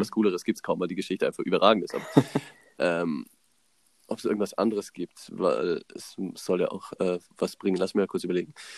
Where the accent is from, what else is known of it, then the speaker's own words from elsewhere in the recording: Germany; Ich so aus Deutschland